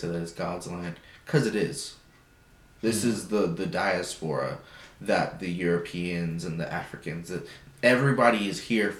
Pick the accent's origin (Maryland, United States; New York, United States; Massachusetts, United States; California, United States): California, United States; English is a second language; I'm from Cali.